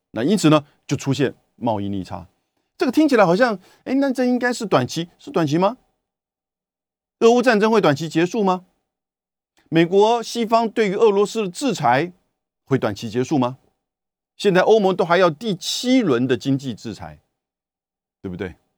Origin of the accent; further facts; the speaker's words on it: Taiwan; 跟我们台湾人一样